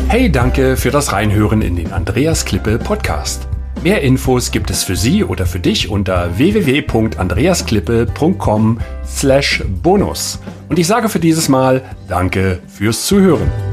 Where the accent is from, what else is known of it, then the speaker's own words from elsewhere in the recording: Berlin, Germany; moved away; also born or lived in Asia; Ich bin gebürtiger Deutscher, äh, groß geworden in Berlin, in Rudo